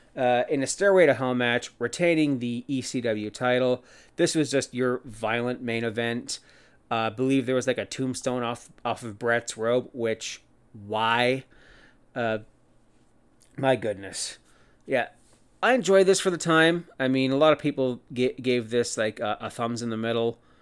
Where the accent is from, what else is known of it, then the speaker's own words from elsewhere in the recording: Cannington, Ontario, Canada; my hometown of Cannington, Ontario, Canada